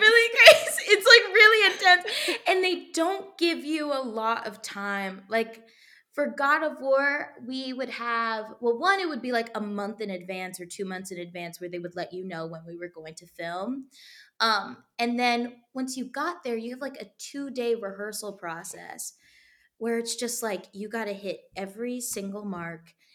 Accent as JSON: {"language": "English", "region": "Texas", "country": "United States", "tie": "born or raised there", "moved": "yes", "said": "I was raised in Texas"}